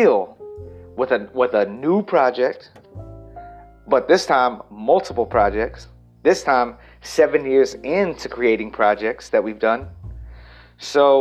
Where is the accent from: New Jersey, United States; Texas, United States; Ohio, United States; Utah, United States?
Texas, United States; El Campo; now in Los Angeles, United States; I moved back to El Campo, Texas, my hometown